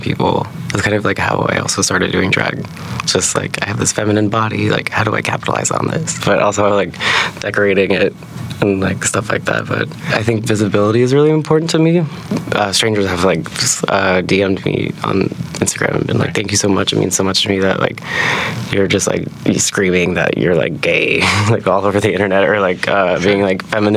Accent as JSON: {"language": "English", "town": "Anchorage", "region": "Alaska", "country": "United States", "tie": "born or raised there", "moved": "as an adult", "said": "I grew up in Anchorage, Alaska, and I moved here when I was 18"}